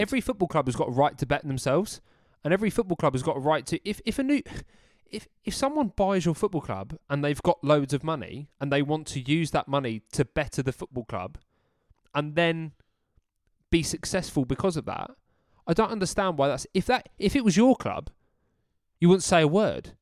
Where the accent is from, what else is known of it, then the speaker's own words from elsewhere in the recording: United Kingdom; us as British males